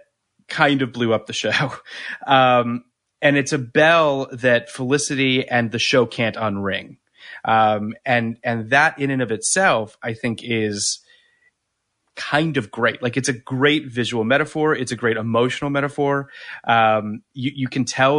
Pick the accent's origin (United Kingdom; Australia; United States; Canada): Canada; I'm from Canada